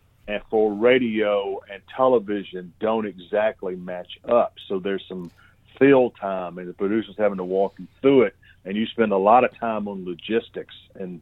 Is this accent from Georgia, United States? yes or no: yes; Union Point, Georgia, United States; I grew up in a little town called Union Point in Georgia, about 1,500 people